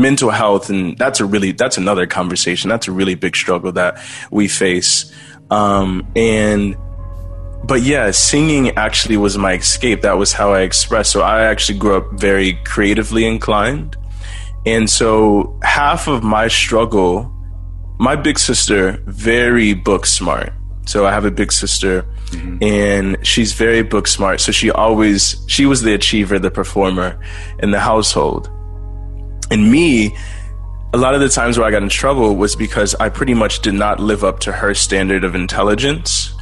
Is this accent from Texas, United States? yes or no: yes; Texas, United States; also born or lived in Louisiana; I was born in Louisiana, but grew up mostly in Texas.